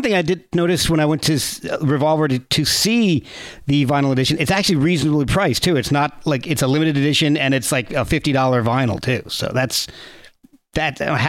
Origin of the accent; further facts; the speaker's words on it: New Jersey, United States; Hey, I was from Jersey too, so that's all right.